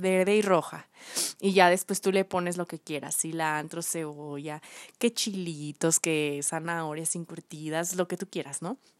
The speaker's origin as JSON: {"language": "Spanish", "town": "León", "region": "Guanajuato", "country": "Mexico", "said": "somos, somos de León"}